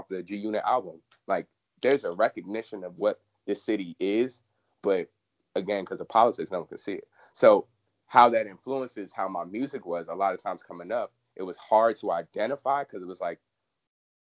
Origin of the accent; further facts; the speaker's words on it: Washington, District of Columbia, United States; also born or lived in Lanham, Maryland; growing up in Southeast and even in Lanham